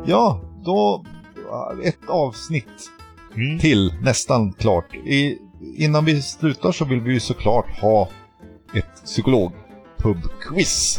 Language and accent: Swedish; Norrbotten County, Sweden; jag är från Norrbotten